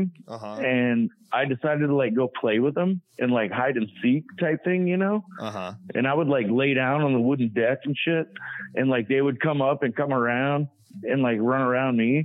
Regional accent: Cajun, Louisiana, United States; I'm a Cajun

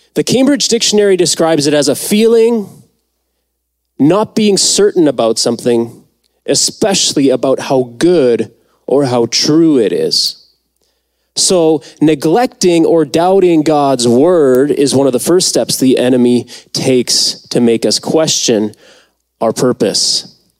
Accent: Mexico; moved away; I was born in Mexico

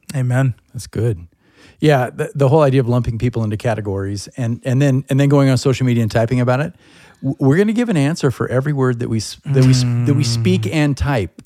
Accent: United States; as an Irish American, European American, I'm proud of my country

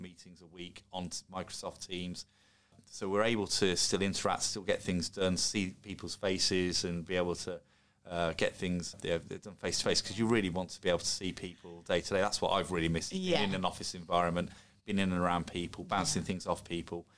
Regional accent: Solihull, West Midlands, United Kingdom; born in Solihull, whilst I'm half Scottish, I'm very English in terms of uh, I was born and brought up in England

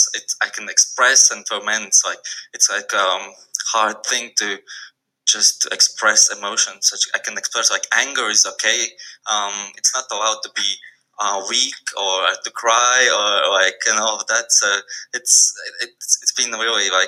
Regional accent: Riga, Latvia; I'm from Latvia. Riga

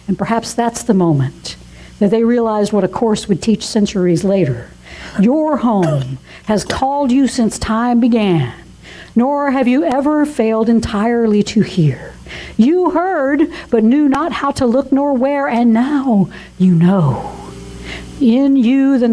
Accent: Georgia, United States; moved away; also born or lived in North Carolina; I was born in North Carolina, like James Taylor, but I consider the Georgia town where I spent most of my youth and my young adult life as my hometown

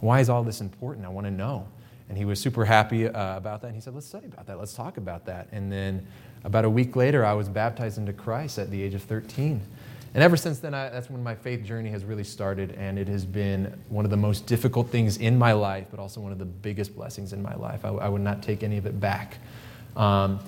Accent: Pittsburg, Kansas, United States; also born or lived in Quito, Ecuador; I am from Quito, Ecuador. I was born on the mission field, and I grew up in a little town called Pittsburgh, Kansas

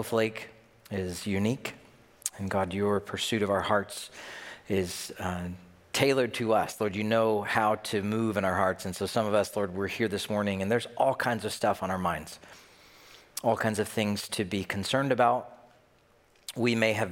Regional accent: Tennessee, United States; now in Minnesota, United States; I'm from Tennessee. I just live in Minnesota

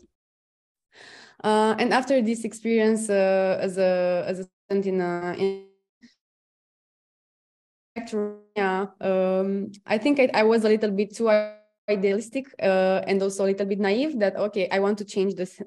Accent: Romania; moved away as an adult; also born or lived in London; now in Brussels, Belgium; I come originally from Romania, but now I'm based in Brussels.

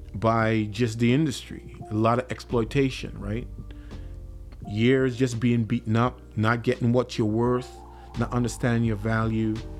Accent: Trinidad & Tobago; now in Minnesota, United States; I'm originally from the Caribbean. I'm, I'm, from the twin island nation of Trinidad and Tobago.

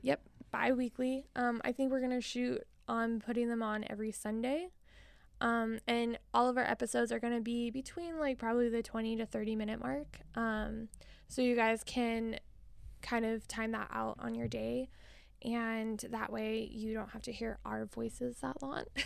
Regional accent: Billings, Montana, United States; also born or lived in Missoula, Montana; I was born and raised in Billings, Montana

